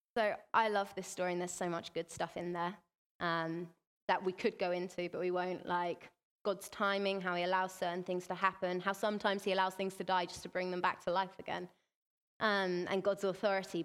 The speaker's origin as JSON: {"language": "English", "region": "England", "country": "United Kingdom", "said": "we're from England"}